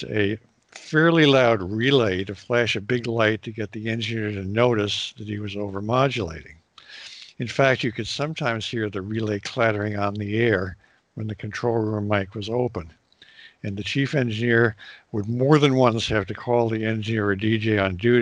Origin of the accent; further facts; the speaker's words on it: New York City, New York, United States; also born or lived in Princeton; I grew up in the New York City area.